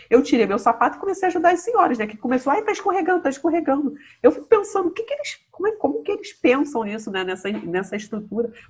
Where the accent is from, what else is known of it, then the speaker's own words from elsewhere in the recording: Bahia, Brazil; Eu tava assim, eu sou baiana, aí eu botei o sapato